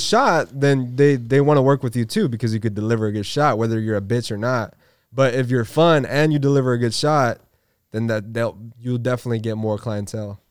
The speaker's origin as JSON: {"language": "English", "town": "San Diego", "region": "California", "country": "United States", "tie": "born or raised there", "said": "I'm from San Diego, man. Born and raised"}